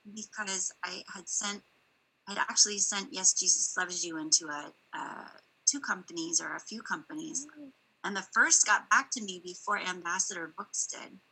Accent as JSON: {"language": "English", "area": "East Coast", "region": "Virginia", "country": "United States", "tie": "born or raised there", "also_born_or_lived": "California", "moved": "yes", "said": "I grew I grew up on the East Coast, and mm-hmm. so my early education was out actually in Virginia area"}